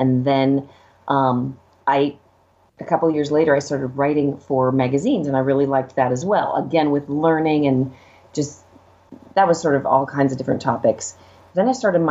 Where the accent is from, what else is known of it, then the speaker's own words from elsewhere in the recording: Los Angeles, California, United States; growing up in LA, literally next door to Hollywood.